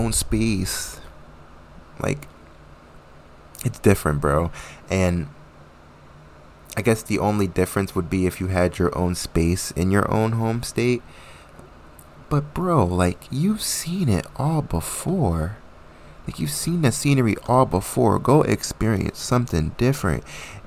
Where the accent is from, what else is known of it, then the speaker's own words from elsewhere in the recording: New Jersey, United States; moved away as an adult; also born or lived in Connecticut; I went to school in Connecticut and I'm from New Jersey